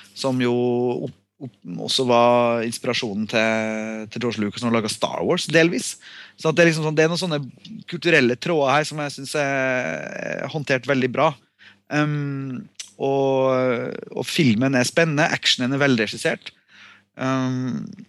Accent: Norway; jeg er norsk

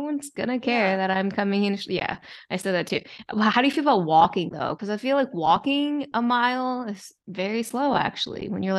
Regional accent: Maryland, United States; now in New York City, United States; I grew up in Maryland, like close to DC.

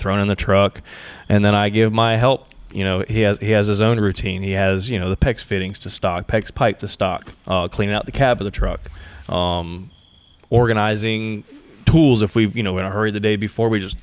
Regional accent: Chiefland, Florida, United States; moved away; also born or lived in Gainesville, Florida; Central Florida, born and raised. I was born in Gainesville. I grew up in a little town called Chieflin, Florida.

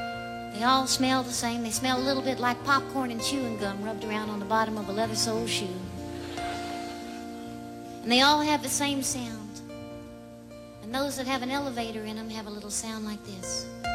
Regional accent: Austin, Texas, United States; As a young girl growing up in Austin, Texas

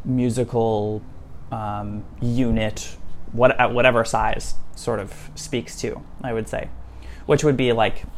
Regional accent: Saskatoon, Saskatchewan, Canada; moved away as an adult; also born or lived in Montreal; I grew up in Saskatoon

